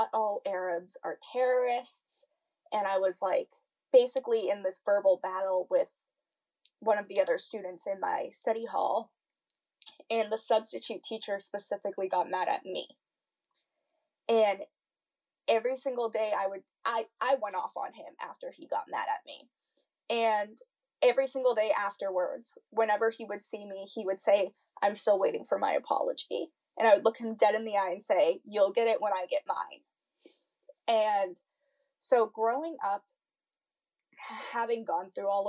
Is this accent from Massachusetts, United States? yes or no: yes; an hour out of Boston, Massachusetts, United States; I live an hour out of Boston